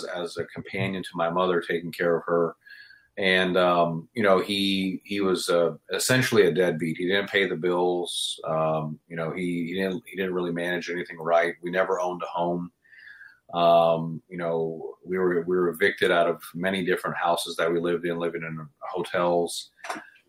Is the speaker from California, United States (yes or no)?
no; Houston, Texas, United States; I grew up in Houston, Texas, from a lower class family.